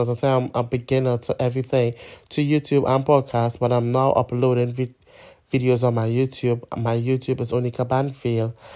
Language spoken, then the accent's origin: English; Trinidad & Tobago; now in London, United Kingdom; I'm a migrant from Trinidad and Tobago, or originally from Trinidad and Tobago